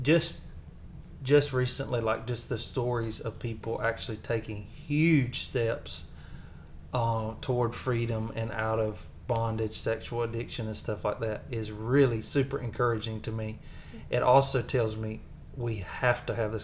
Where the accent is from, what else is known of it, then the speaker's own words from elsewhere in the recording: the South, United States; accent: Southern; my Southern accent